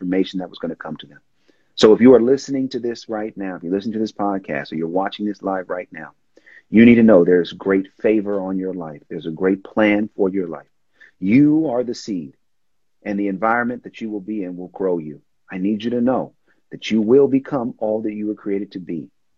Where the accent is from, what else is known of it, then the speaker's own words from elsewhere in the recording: Oakland, California, United States; I'm from Oakland